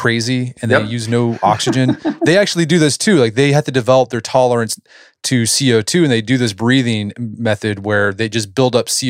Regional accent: Tulsa, Oklahoma, United States; my hometown of Tulsa, Oklahoma

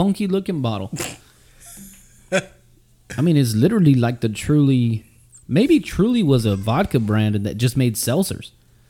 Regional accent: Texas, United States; As a Texan, I think it's in our blood to say fuck Oklahoma.

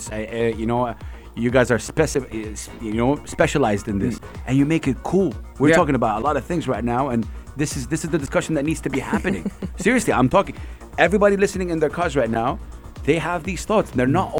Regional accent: Jeddah, Makkah Province, Saudi Arabia; now in United Arab Emirates; I miss my hometown, Jeddah

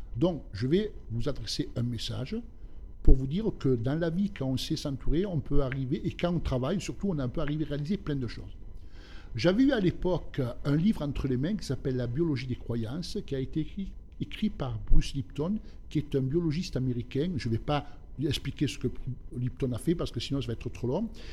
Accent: Alpes-de-Haute-Provence and upper Var, Provence-Alpes-Côte d'Azur, France; also born or lived in southern Italy; J'ai grandi, je suis, je suis né en Italie, dans le sud de l'Italie. Je suis venu en France, j'avais à l'âge de 3 ans. Et j'ai vécu euh, dans la région des Basses-Alpes et du haut var

